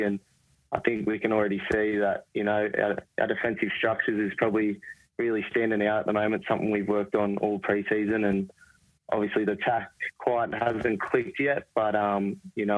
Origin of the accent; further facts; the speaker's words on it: Terrigal, New South Wales, Australia; moved away; I grew up in Terrigal, probably 15 minutes from Gosford.